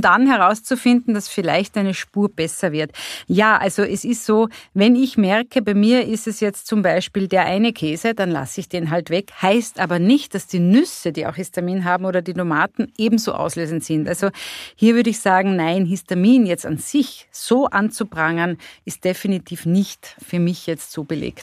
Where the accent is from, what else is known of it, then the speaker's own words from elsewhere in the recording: Carinthia, Austria; Ich komme aus Kärnten